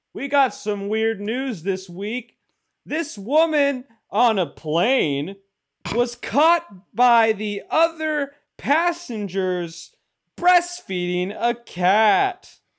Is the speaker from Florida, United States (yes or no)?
no; Washington, United States; I'm from Washington, so it's c, f, somewhat local.